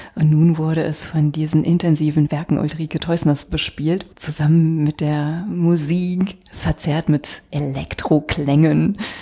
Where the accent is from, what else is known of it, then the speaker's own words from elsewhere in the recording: Rhineland, Germany; wir kommen ja aus dem Rheinland